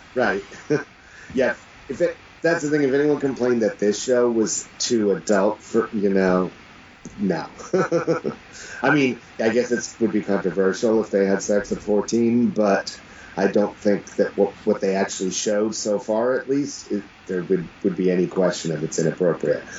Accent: United States; as an American

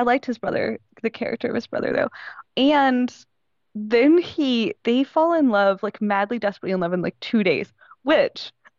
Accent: Southwest, United States; now in Texas, United States; So, like, number two, I live in Texas. I'm from the Southwest, right? I've lived in all four states that border Mexico. I've lived in the Southwestern United States my whole life.

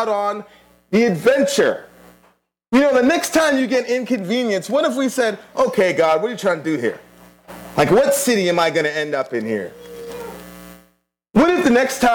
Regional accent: Kingston, Surrey, Jamaica; moved away; I was born in Kingston, Jamaica.

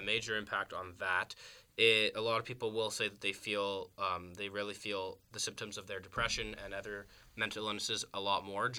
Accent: Canada; I'm from Canada

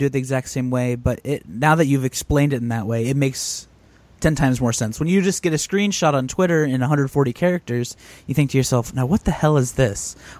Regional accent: Columbus, Ohio, United States; the Columbus Blue Jackets, my hometown team

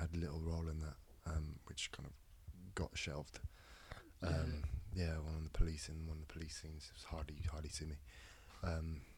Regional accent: Epsom, South East England, United Kingdom; Epsom, I'm from Epsom.

